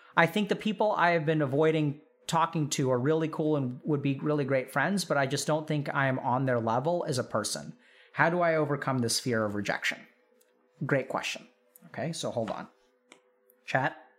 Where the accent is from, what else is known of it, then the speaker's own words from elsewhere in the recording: Texas, United States; growing up in Texas